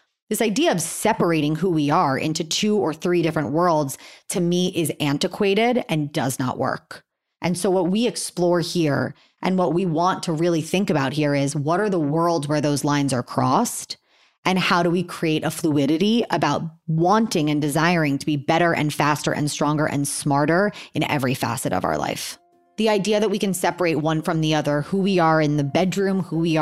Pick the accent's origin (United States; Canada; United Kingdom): United States; Miami, Florida; I'm 35 years old. I'm from Miami, Florida.